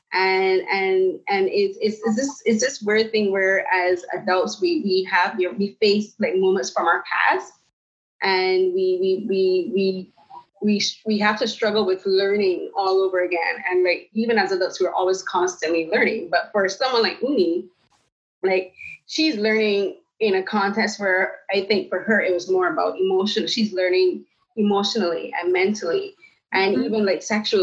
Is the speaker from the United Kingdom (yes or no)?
no; Barbados; now in Canada; I'm from the Caribbean, I'm from Barbados, and I moved to Canada in 2009.